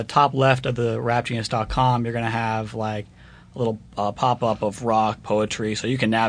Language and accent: English; South Florida, United States; now in Los Angeles, United States; I'm originally from South Florida